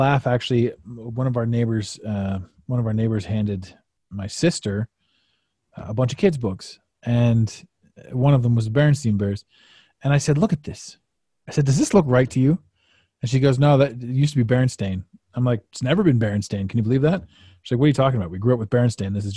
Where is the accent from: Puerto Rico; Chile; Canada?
Canada; growing up in Canada